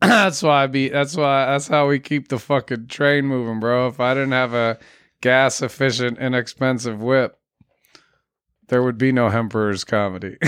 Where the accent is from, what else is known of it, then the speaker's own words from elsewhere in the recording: United States; being an American has always held good weight.